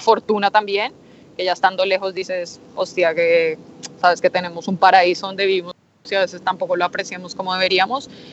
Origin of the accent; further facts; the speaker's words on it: Colombia; now in Spain; como colombiana me emociona